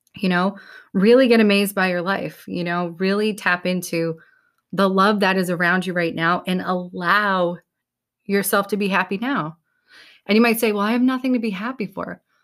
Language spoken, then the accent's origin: English; New England, United States; we're from New England